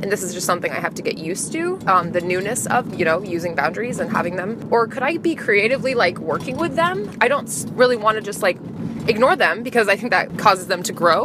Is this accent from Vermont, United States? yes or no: yes; Burlington, Vermont, United States; I was born on April fifth, nineteen ninety-five. in Burlington, Vermont at three twenty-eight P M